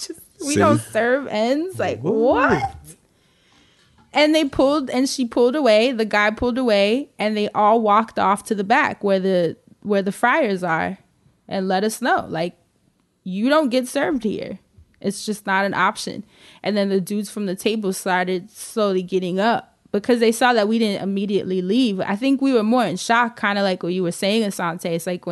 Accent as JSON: {"language": "English", "town": "Harlem", "region": "New York", "country": "United States", "said": "All of us were from different cities. My roommate was from Compton. You know, I'm coming from Harlem."}